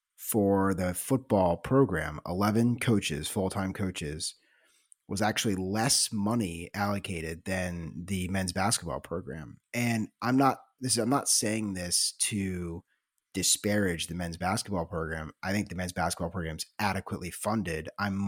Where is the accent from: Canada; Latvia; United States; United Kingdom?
United States; Midwest; also born or lived in Southeast; I was born in the Midwest and I grew up going to football games at Mizzou in Nebraska.